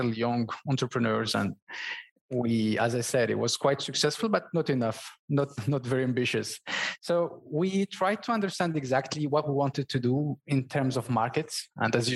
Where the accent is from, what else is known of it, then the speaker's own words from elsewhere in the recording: Morocco; first language Berber; English is a second language; moved away as an adult; now in France; I was born and raised in Morocco in a family of merchants